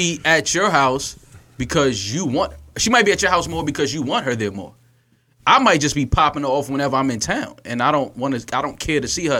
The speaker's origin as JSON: {"language": "English", "region": "New York", "country": "United States", "said": "I'm a New Yorker to the heart."}